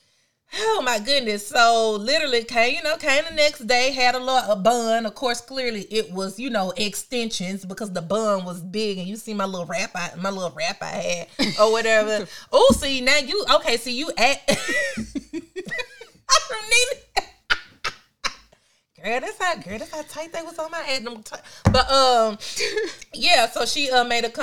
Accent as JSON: {"language": "English", "town": "Memphis", "region": "Tennessee", "country": "United States", "said": "I'm from Memphis"}